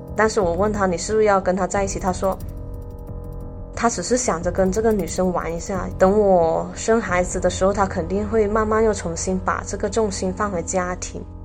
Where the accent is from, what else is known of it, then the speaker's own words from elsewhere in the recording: Foshan, Guangdong, China; 我来自佛山，今年的话二十九岁